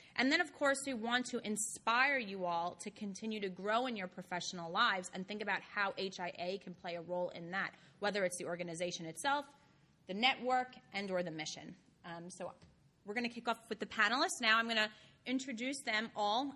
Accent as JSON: {"language": "English", "town": "New York City", "region": "New York", "country": "United States", "said": "I am from Brooklyn."}